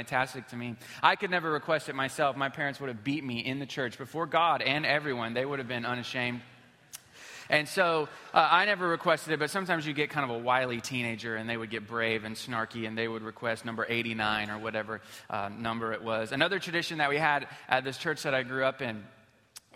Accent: Houston, Texas, United States; we're from Houston, Texas

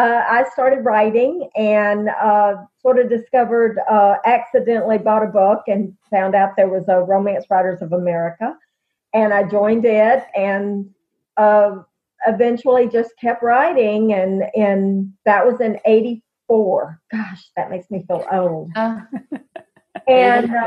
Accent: Alabama, United States; I'm from Alabama

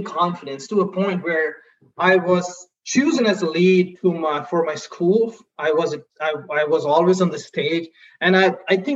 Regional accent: India; English is a second language; moved away as an adult; I grew up in India, and there English is definitely a buzzword

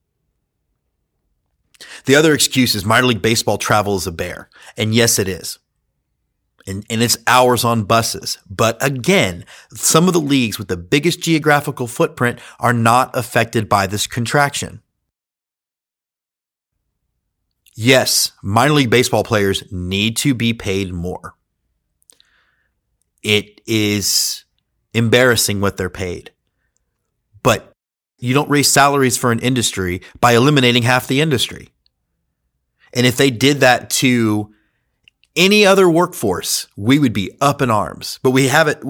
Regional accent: Houston, Texas, United States; I grew up in Houston, Texas

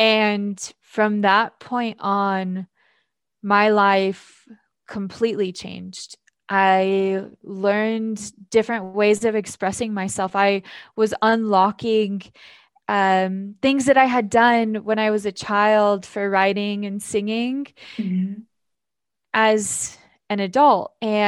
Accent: Filer, Idaho, United States; I'm from Idaho. I'll start there. Mm-hmm. I'm from a small town in Filer, Idaho, and I grew up in what you could say is a toxic environment.

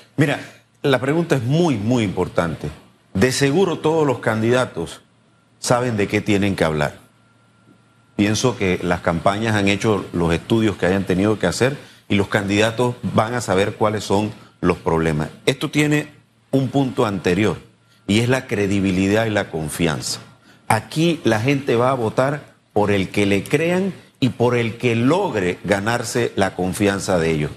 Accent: Panama; todos los panameños

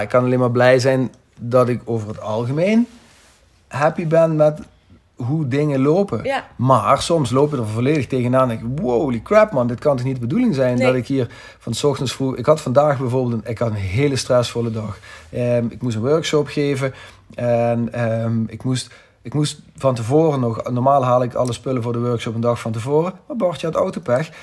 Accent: Netherlands; zijn we Nederlanders of West-Europeanen

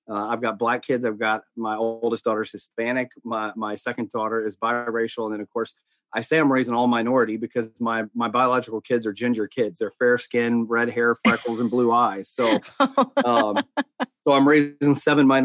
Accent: the South, United States; accent: Southern drawl; I grew up in, I'm as Southern as they get. Um, I grew up in the South. And so, and, and probably some of your listeners will hear the Southern draw.

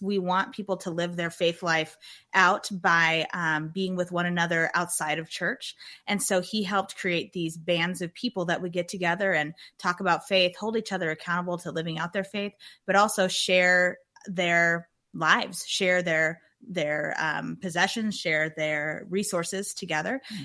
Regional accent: Germantown, Wisconsin, United States; moved away; I'm from Germantown, Wisconsin, which started when I was real young as a rural um, part of Wisconsin

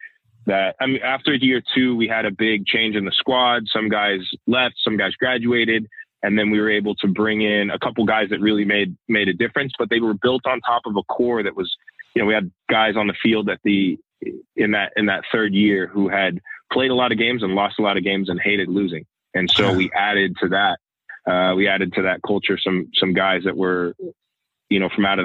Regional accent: Stockton, California, United States; I'm from Stockton

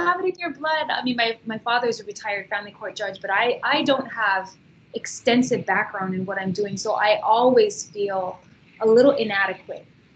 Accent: Hawaii, United States; also born or lived in Kahuku, Hawaii; now in Waianae, United States; I grew up in Hawaii. I was born in Kahuku

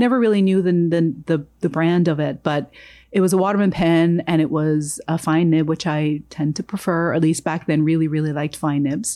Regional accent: Jamaica; moved away; I was born in Jamaica.

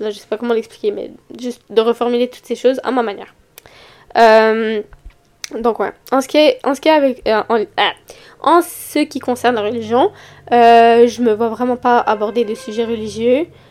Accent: Montreal, Quebec, Canada; accent: Montreal (Québécois); j'habite à Montréal, je pense que ça s'entend sur mon accent

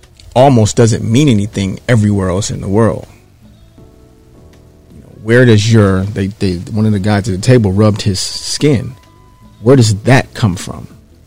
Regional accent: Detroit, Michigan, United States; my initial reaction, very, very proudly, as usual, was Detroit.

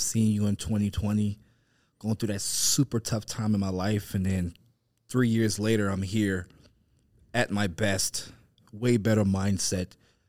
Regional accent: Warner Robins, Georgia, United States; also born or lived in Texas / Atlanta; Well, I'm from Georgia, originally from Georgia. Warner Robins, Georgia. A lot of people think I'm from Atlanta. I used to live in Atlanta, so from Warner Robins.

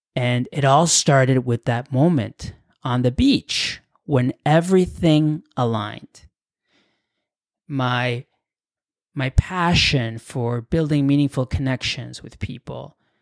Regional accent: Canada; also born or lived in Mexico / Europe; I was born in Mexico, you know, but I had grown up in Canada since I was a little kid

